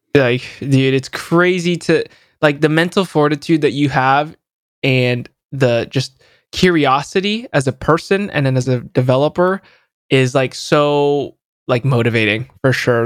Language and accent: English; San Jose, California, United States; born or raised there